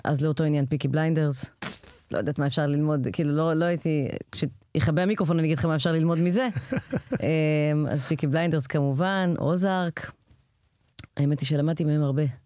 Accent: Israel

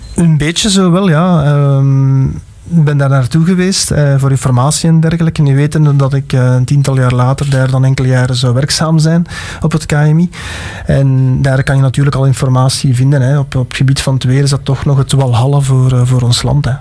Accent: Alsemberg, Flanders, Belgium; ik ben van Alsenberg afkomstig, het weer in Beersel, Halle

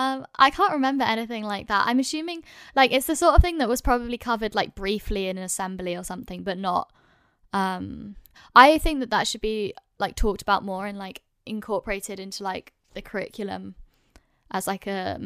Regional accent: London, United Kingdom; I'm lucky that I grew up in London, and most like I've been to multicultural schools

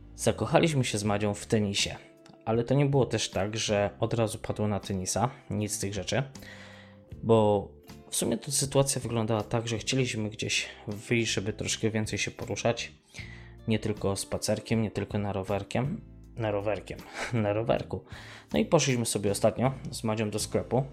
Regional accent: Mościce, Lesser Poland, Poland; moved away; w Mościcach, skąd pochodzę, też były korty tenisowe

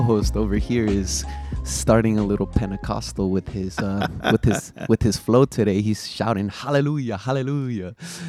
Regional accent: the Bay Area, California, United States; Even though we're from the Bay, shout out the Warriors. We're Golden State Warriors fans out here.

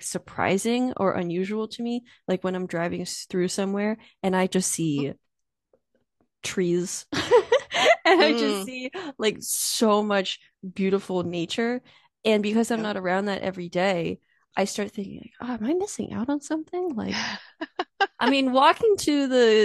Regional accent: Allentown, Pennsylvania, United States; I'm from Allentown, Pennsylvania, which is very different

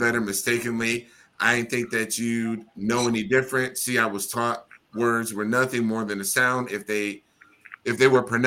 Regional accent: Midwest, United States; I'm from the good old Midwest

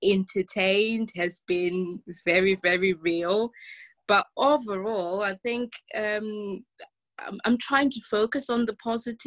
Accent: Zimbabwe; I grew up in Zimbabwe. We only had one TV channel.

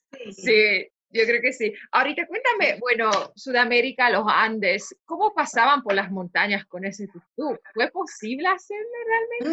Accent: Poland; moved away as an adult; also born or lived in Chile; exploradora de Polonia

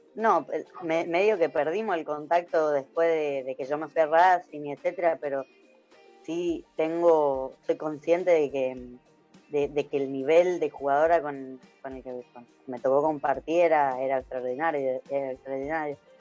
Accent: Tucumán, Argentina; moved away; fuera de, Tucumán

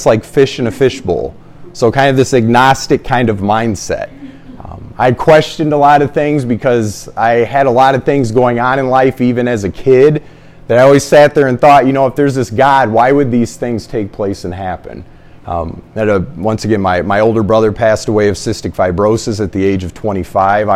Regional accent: Fort Wayne, Indiana, United States; born in Indianapolis, raised in Fort Wayne, Indiana

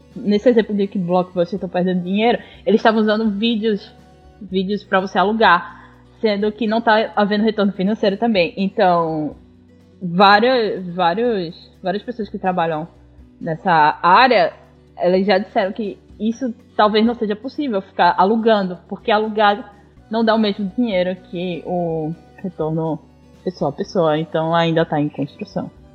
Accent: Northeast Region, Brazil; eu sou nordestina

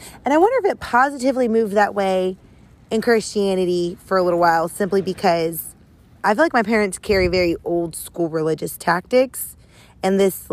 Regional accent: the South, United States; I grew up in the South

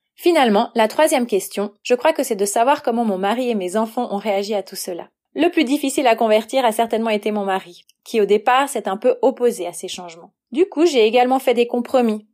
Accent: Valais, Switzerland; also born or lived in Nyon region; now in Nyon, Switzerland; J'ai grandi en Valais et je vis actuellement dans la région de Nyon.

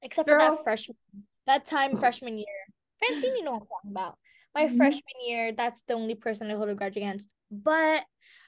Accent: Philippines; we're all Filipino

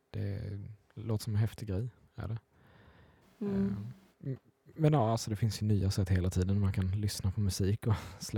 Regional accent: Småland, Sweden; Ja, jag är från Småland, ja.

